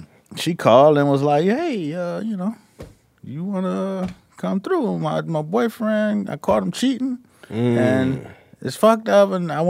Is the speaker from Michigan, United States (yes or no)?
no; Miami, Florida, United States; I'm from Miami